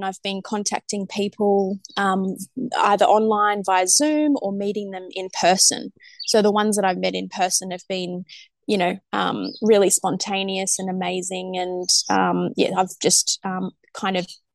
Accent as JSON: {"language": "English", "town": "Sydney", "region": "New South Wales", "country": "Australia", "said": "we're normally from Sydney"}